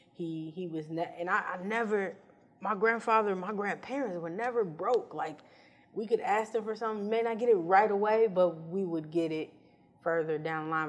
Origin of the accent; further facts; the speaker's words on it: Chicago, Illinois, United States; moved away as an adult; now in Los Angeles, United States; I was born in West Side and then born and bred South Side, so I'm, I'm Chicago